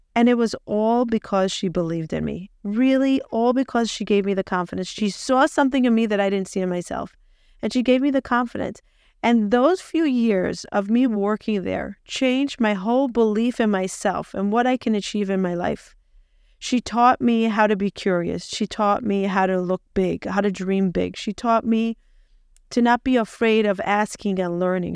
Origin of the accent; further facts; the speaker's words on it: Israel; moved away as an adult; also born or lived in Peoria, Illinois, United States; I was born in Peoria, Illinois, moved to Israel when I was two, grew up in Israel till I was twenty-six